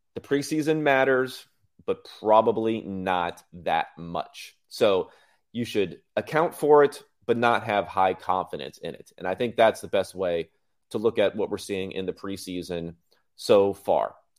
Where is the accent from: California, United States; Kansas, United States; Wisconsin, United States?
California, United States; Southern; I grew up in California, grew up in Southern California